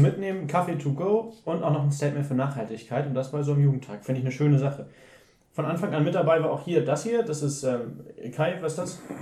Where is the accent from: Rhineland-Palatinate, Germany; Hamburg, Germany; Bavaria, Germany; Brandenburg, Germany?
Hamburg, Germany; ich als Hamburger